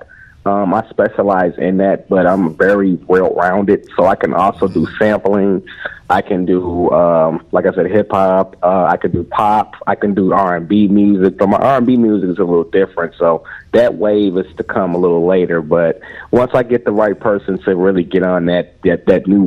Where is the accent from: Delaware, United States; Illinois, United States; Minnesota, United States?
Illinois, United States; Chicago; I am a producer from Chicago.